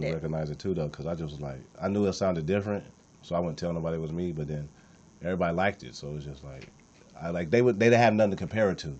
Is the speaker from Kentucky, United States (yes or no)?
no; Compton, California, United States; I came from nothing. I'm from Compton